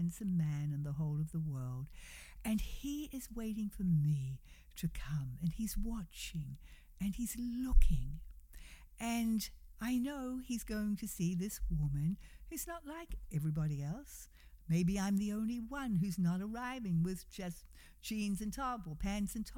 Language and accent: English; New Zealand; now in United States; we, come from New Zealand, and we would go back frequently to see family